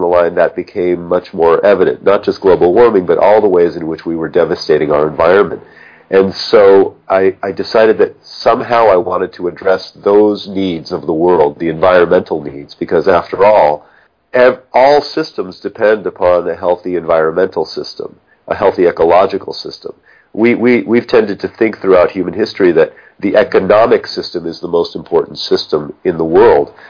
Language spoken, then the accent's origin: English; Los Angeles, California, United States; I grew up in Pacific Palisades